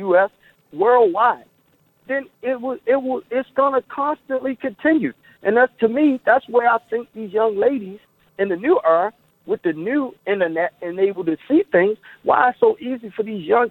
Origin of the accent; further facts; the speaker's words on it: Baltimore, Maryland, United States; now in Florida, United States; I'm from, born and raised in Baltimore